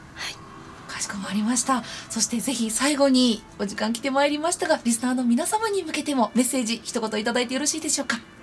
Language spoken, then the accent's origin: Japanese; Nara, Japan; 私も奈良県出身なので